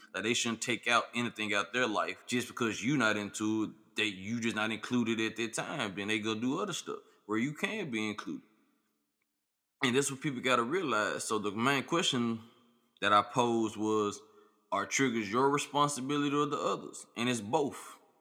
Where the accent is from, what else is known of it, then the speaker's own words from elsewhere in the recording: Memphis, Tennessee, United States; I'm from Memphis